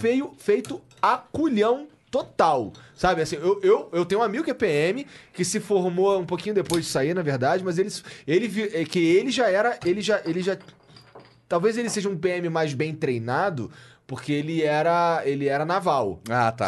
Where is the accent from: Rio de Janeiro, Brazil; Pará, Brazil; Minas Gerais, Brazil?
Rio de Janeiro, Brazil; moved away; eu sou carioca